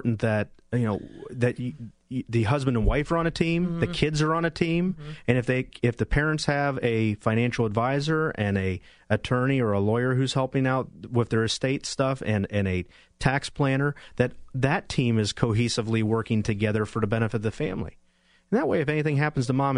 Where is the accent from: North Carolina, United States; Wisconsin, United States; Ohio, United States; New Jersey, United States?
Ohio, United States; Cincinnati; I grew up in Cincinnati, Ohio